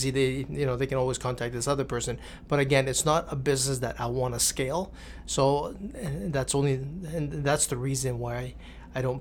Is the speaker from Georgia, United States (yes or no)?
no; California, United States; That was California. That, that, was you know growing up in California.